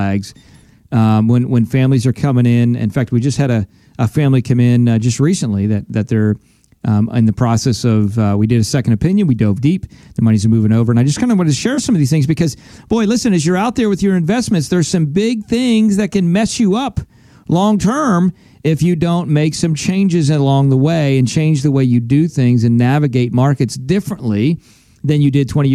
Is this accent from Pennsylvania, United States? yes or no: yes; Pennsylvania, United States; moved away; I'm from Pennsylvania originally